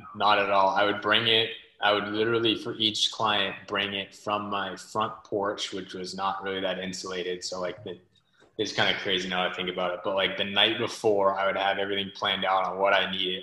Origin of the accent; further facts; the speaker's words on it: Southern California, United States; also born or lived in Biddeford, Maine; now in Maine, United States; I was originally born and raised in Southern California